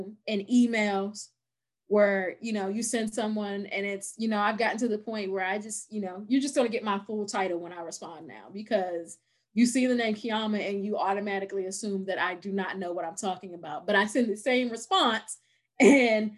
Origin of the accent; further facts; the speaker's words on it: Virginia, United States; Virginia. I live in Central Virginia, like right outside of Charlottesville